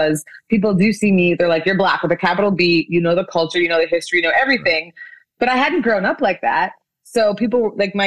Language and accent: English; Canada; moved away as an adult; also born or lived in Nigeria / Korea / France; now in Los Angeles, United States; I was born in Nigeria. I grew up in Canada